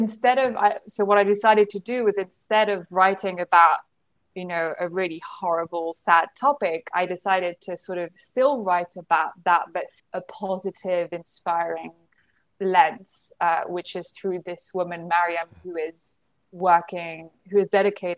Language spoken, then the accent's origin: English; London, United Kingdom; moved away as an adult; also born or lived in Paris, France; now in Nigeria; I was born in London, raised in a French family, French environment